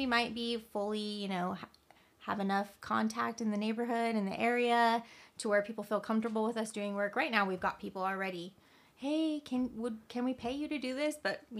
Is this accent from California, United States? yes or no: yes; California, United States; We were so young and had kids young, and we, you know, we came from California. Everything's so expensive.